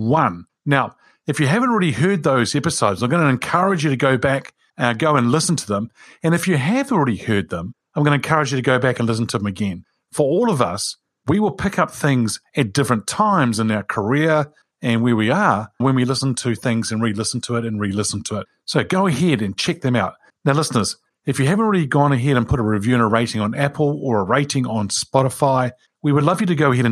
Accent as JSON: {"language": "English", "region": "Wellington", "country": "New Zealand", "tie": "born or raised there", "said": "Wilberforce is a street that I grew up in Wilberforce Street in Wellington"}